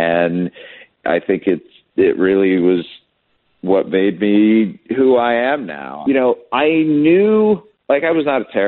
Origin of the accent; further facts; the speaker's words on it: Cleveland, Ohio, United States; moved away as an adult; now in Kansas City, United States; growing up in Cleveland